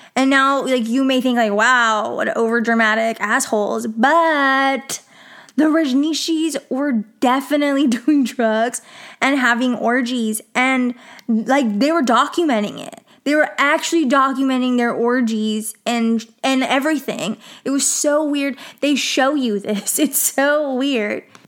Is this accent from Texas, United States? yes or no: yes; Texas, United States; in Texas